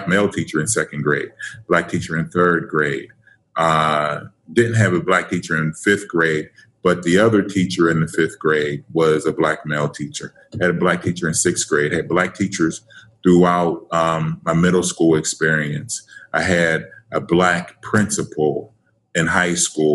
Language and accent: English; Pittsburgh, Pennsylvania, United States; born and raised in Pittsburgh, PA, go Steelers. Actually, section of Pittsburgh called Wilkinsburg, East End.